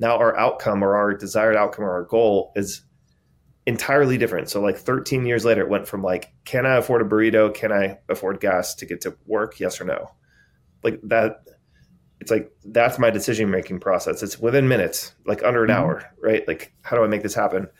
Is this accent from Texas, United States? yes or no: no; San Diego, California, United States; I grew up in San Diego